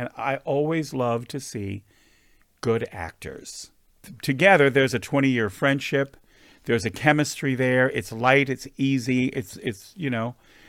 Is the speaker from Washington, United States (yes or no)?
no; West Hollywood, California, United States; Listen, we live in West Hollywood. We grew up here in West Hollywood.